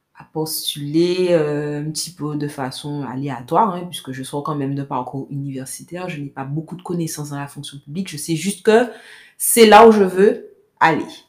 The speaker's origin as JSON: {"language": "French", "town": "Pointe-à-Pitre", "country": "Guadeloupe", "tie": "born or raised there", "said": "J'ai grandi à Pointe-à-Pitre"}